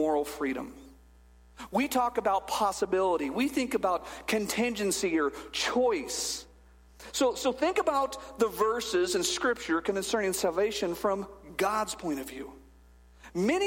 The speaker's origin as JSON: {"language": "English", "town": "Bakersfield", "region": "California", "country": "United States", "tie": "born or raised there", "said": "I was born in Bakersfield, California in 1974"}